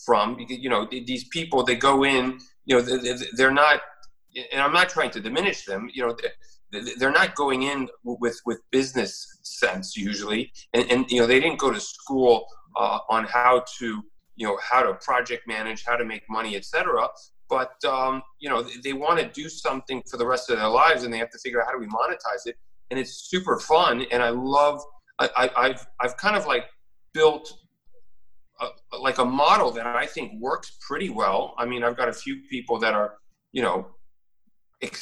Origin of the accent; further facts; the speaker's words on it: United States; I was raised in America